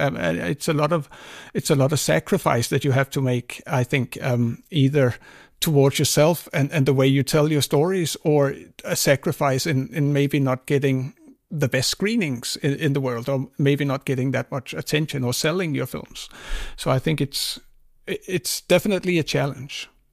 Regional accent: Greenland; when I grew up in Greenland, we saw a lot of uh, American Hollywood films

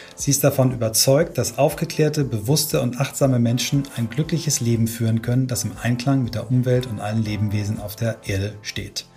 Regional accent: Kiel, Schleswig-Holstein, Germany; unsere Jugend beide in Kiel verbracht haben

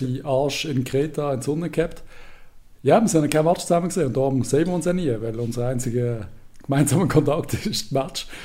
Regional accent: Basel, Basel-Stadt, Switzerland

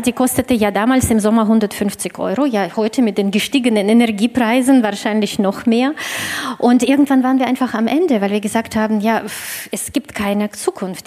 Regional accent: Russia; für mich als äh, Russin und äh, Inhaberin des deutschen Passes äh, und des russischen Passes

